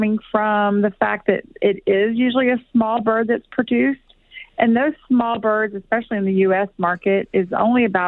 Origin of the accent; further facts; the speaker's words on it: Texas, United States; moved away; I'm from Texas. I'm originally from Texas